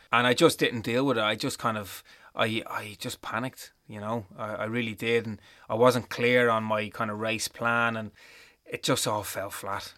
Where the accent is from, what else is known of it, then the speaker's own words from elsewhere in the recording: Dublin, Leinster, Ireland; all I wanted to do was go home. I wanted to come home to Dublin.